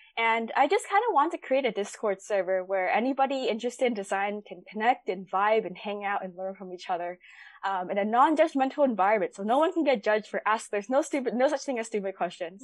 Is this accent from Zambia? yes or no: no; Bay Area, California, United States; born and raised in the Bay Area